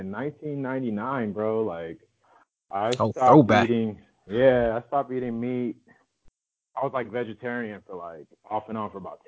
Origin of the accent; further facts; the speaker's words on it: Inland Empire, California, United States; moved away as an adult; also born or lived in Hollywood, Los Angeles / Midwest / New York; I was born in Hollywood and my parents moved to the suburbs, like the Inland Empire, when I was like two